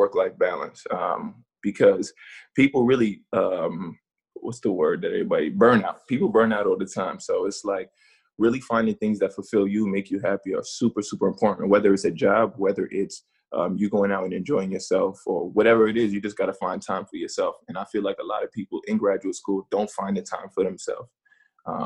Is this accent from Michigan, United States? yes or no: no; New York, United States; moved away as an adult; now in Boston, United States; growing up in New York